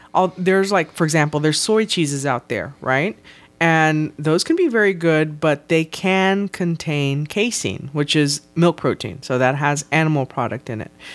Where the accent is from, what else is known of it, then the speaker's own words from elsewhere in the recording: South Texas, United States; I am from South Texas